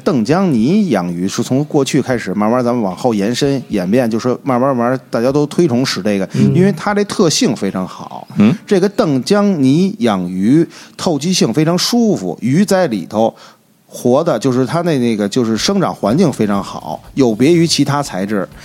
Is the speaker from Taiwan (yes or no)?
no; Beijing, China; 因为就是说自小就是土生土长的老北京嗯。老西城人